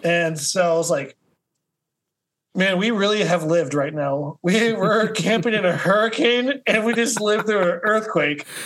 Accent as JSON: {"language": "English", "town": "Kansas City", "region": "Missouri", "country": "United States", "also_born_or_lived": "Des Moines, Iowa / Mexico", "moved": "yes", "lives_now": "Florida, United States", "said": "I'm from the Midwest originally. I'm from Kansas City, Missouri"}